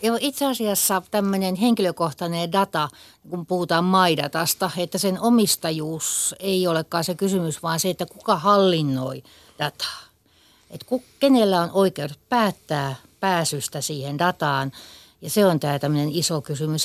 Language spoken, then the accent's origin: Finnish; Kokemäenjoki river basin area, Western Finland, Finland; me ollaan tämmöisiä länsisuomalaisia Kokemäenjoen vesistön alueelta